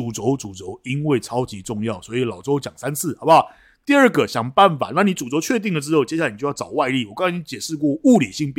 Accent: China; 我们大陆人并没有想到，大部分的人都没有想到这一点。

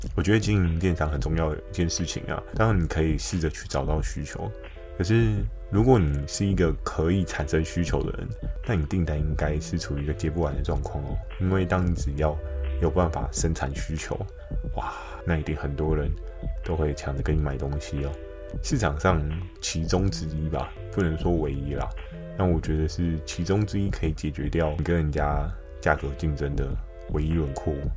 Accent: Keelung, Taiwan; 因为我小时候是住在基隆的关系哦

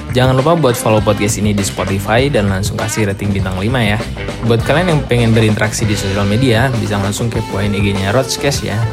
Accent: Java, Indonesia; Iya aku ya Jawa

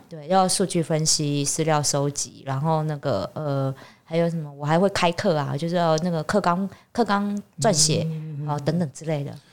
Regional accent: Taiwan; 我们台湾人

